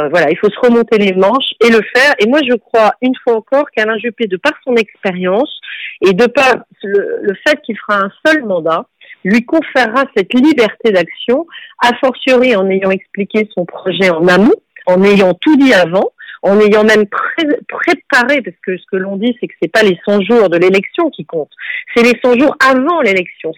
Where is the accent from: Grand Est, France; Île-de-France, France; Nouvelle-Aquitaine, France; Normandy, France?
Nouvelle-Aquitaine, France; Bordeaux; je suis une femme, euh, chef d'entreprise, née à Bordeaux